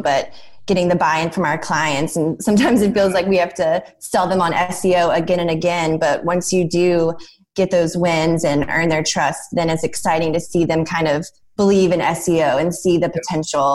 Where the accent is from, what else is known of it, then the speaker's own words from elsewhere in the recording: Durham, North Carolina, United States; I grew up in Durham, so I was just raised a Duke fan